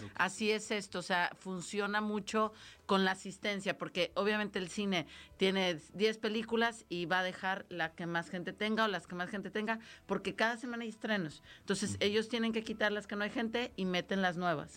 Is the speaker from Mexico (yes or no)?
yes; Mexico; yo como mexicana